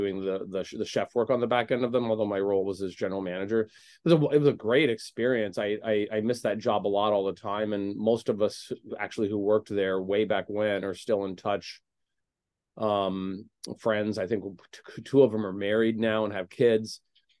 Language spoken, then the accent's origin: English; Indiana, United States; now in Chicago, United States; It was kind of the restaurant where I sort of found my footing in Chicago after I moved here from Indiana.